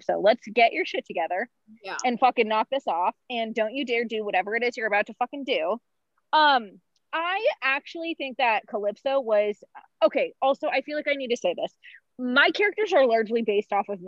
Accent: Oregon, United States; I'm from Oregon.

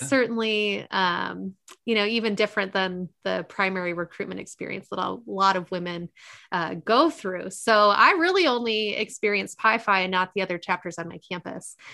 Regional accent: Midwest, United States; accent: nasal Midwesterner; got the nasal Midwesterner

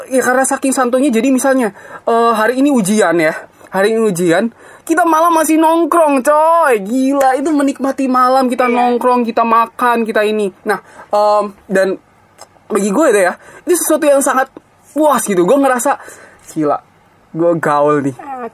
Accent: Blitar, East Java, Indonesia; Gue dari SD sampai SMA gue ngerasa kesantuyan orang Blitar

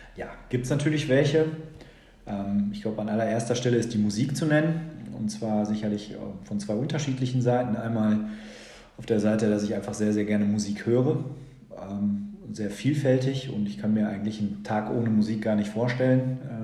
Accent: Lüdenscheid, North Rhine-Westphalia, Germany; also born or lived in Bochum; gebürtiger Lüdenscheider. Bin eigentlich nur für das Studium nicht in Lüdenscheid gewesen

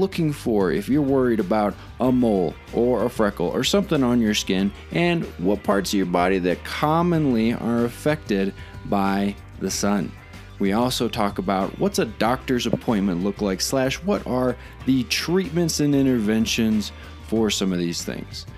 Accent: Arizona, United States; now in San Luis Valley, Colorado, United States; growing up in Arizona, out in the sun all the time, moving to Colorado

